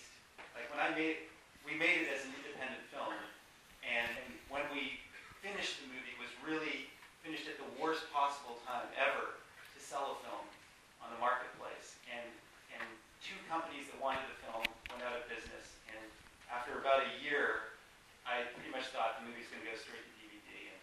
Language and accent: English; Toronto, Ontario, Canada; Toronto, which is my hometown. You know, a lot of actually people I grew up with.